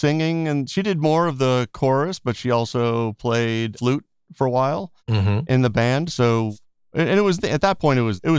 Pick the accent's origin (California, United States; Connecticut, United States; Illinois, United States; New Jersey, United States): Connecticut, United States; Portland; moved away as an adult; also born or lived in Boston / New York; now in Los Angeles, United States; I grew up in Portland, Connecticut, a very small town in the middle of Connecticut. So small that a lot of people that live in Connecticut don't even know that Portland exists.